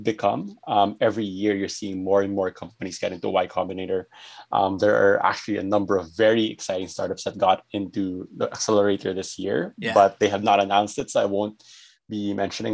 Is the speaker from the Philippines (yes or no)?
yes; Philippines